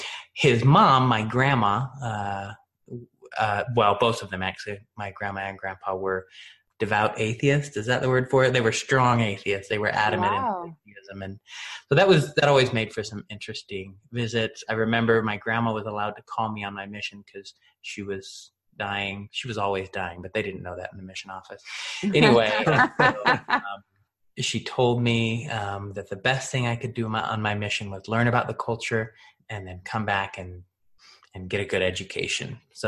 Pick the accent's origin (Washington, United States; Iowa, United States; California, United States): Washington, United States; Washington State mainly, Eastern, Western. We bounced around.